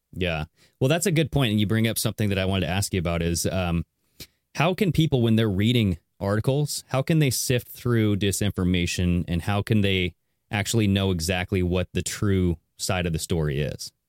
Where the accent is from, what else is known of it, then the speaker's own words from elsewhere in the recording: Southern Washington, United States; I am from Southern Washington as well